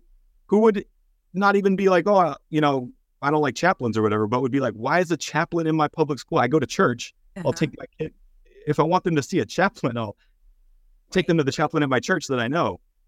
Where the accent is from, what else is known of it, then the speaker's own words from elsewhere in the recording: Texas, United States; I'm from Texas. A lot of my family and friends are pretty conservative.